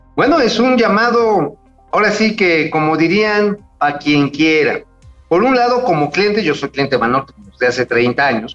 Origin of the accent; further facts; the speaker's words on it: Tula, Hidalgo, Mexico; en Tula, ahí de donde yo soy oriundo